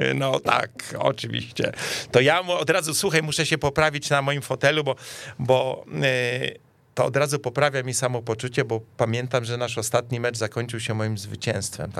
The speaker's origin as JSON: {"language": "Polish", "town": "Warsaw", "region": "Masovian Voivodeship", "country": "Poland", "said": "my, my warszawiacy"}